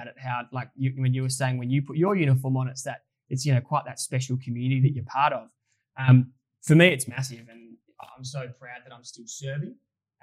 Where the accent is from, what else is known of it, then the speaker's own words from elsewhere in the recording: Adelaide, South Australia, Australia; moved away; we both would love to move back to Adelaide. We're both from Adelaide